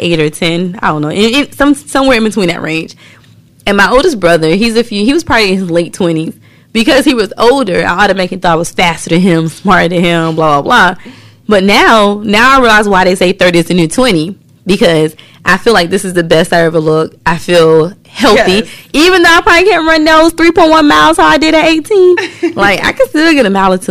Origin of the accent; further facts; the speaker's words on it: the South, United States; we're from the South